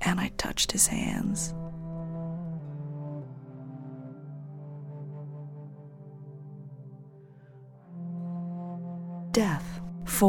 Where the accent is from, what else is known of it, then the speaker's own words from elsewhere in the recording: New England, near Connecticut, United States; moved away as an adult; also born or lived in California; a retired cop from Connecticut, not too far from where I grew up.